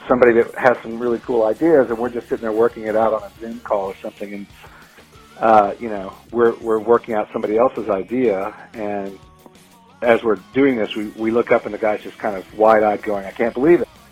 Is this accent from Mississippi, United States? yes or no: no; Baton Rouge, Louisiana, United States; moved away as an adult; now in Atlanta, United States; I grew up in Louisiana, but I moved to Atlanta uh, right out of high school